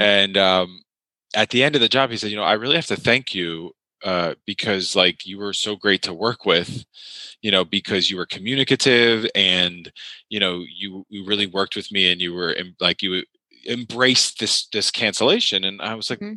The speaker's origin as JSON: {"language": "English", "region": "New York", "country": "United States", "tie": "born or raised there", "said": "I grew up in New York"}